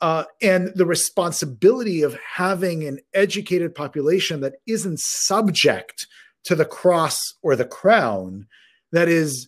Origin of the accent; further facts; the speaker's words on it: Israel; born there; I was born in Israel. My parents learned or did their education in the Israeli educational system.